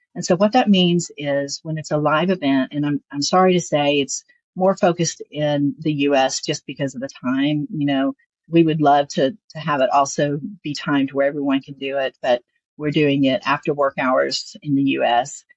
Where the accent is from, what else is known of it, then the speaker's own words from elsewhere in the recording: the South, United States; accent: Southern; I'm Southern. You can hear my accent here.